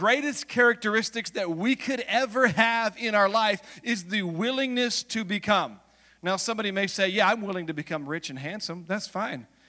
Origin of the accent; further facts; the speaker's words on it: United States; also born or lived in Los Angeles; I'm American